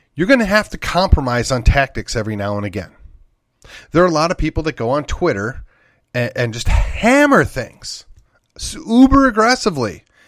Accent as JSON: {"language": "English", "region": "Wisconsin", "country": "United States", "tie": "born or raised there", "said": "my home state of Wisconsin"}